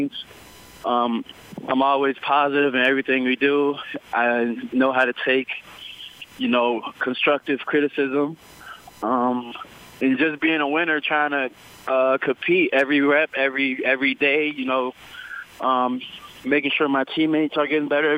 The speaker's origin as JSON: {"language": "English", "town": "Minneapolis", "region": "Minnesota", "country": "United States", "tie": "born or raised there", "also_born_or_lived": "Brooklyn Park, Minnesota", "said": "I'm from Minneapolis, Minnesota. I went to high school in Brooklyn Park, Minnesota"}